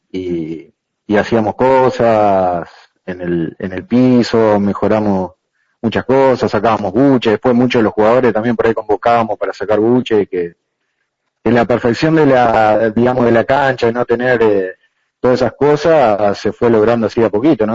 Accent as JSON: {"language": "Spanish", "country": "Argentina", "said": "nosotros como argentinos"}